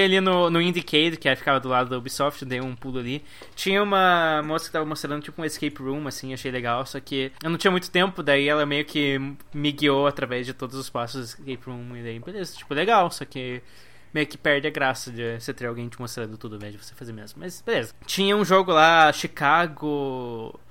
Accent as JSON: {"language": "Portuguese", "country": "Brazil", "said": "sou do Brasil"}